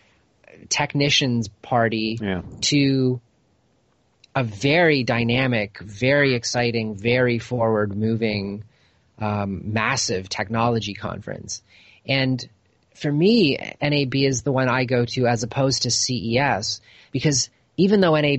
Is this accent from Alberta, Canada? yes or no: no; Toronto, Ontario, Canada; moved away as an adult; now in Los Angeles, United States; I grew up in Toronto, left when I was about 22 years old